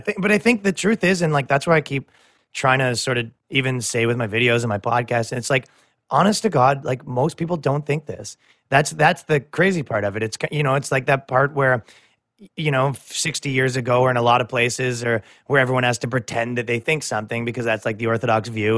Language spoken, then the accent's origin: English; Canada; moved away; I come from Canada